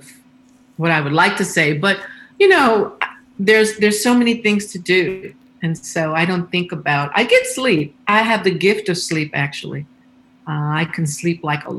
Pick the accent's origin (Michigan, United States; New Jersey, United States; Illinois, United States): Illinois, United States; Chicago; growing up in Chicago